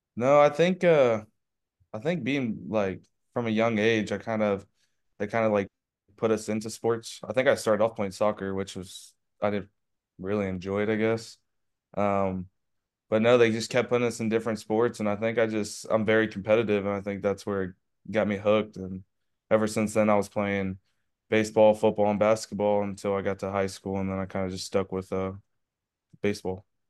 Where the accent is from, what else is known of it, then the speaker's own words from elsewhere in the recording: Owasso, Oklahoma, United States; So I'm from Owasokowoma. It's a, it's a six A school, which is the biggest in Oklahoma. six A is. And, uh, yeah, I was born and raised there pretty much